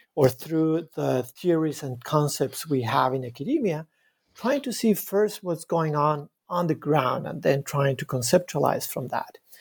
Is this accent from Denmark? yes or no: no; Bogota, Bogotá Capital District, Colombia; moved away as an adult; now in Montreal, Canada; I was uh, born in Bogota, in Colombia. I was raised in, in, a, in a very crowded city, Bogota.